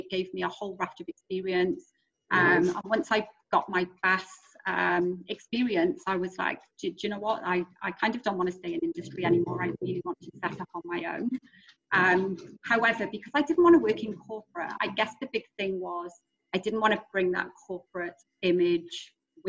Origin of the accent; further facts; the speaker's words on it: Wales, United Kingdom; moved away as an adult; now in Australia; For those that obviously don't recognize the accent, I am from Wales originally. So while I'm a passionate Welshie